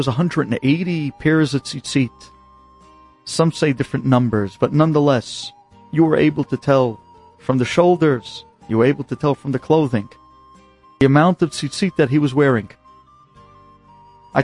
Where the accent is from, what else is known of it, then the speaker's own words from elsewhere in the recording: United States; also born or lived in Israel; as an American boy learning in Israel